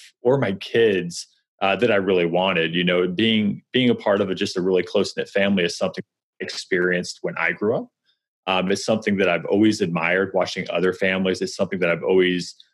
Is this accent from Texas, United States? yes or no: no; Missouri, United States; moved away as an adult; also born or lived in New York; now in St. Louis, United States; We're originally from Missouri.